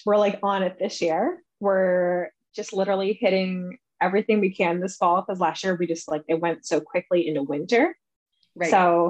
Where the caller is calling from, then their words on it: Vermont, United States; I am joining you from Green Mountain State, Vermont.